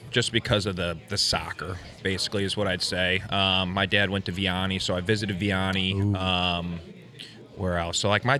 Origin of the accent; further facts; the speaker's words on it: Ballwin, Missouri, United States; I grew up in Baldwin.